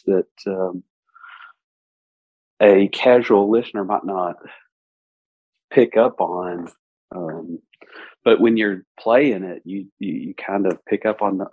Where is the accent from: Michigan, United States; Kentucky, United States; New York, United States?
Kentucky, United States; East; … is from my hometown. This is the same small town in East Kentucky. You know, I grew up right off of … Boulevard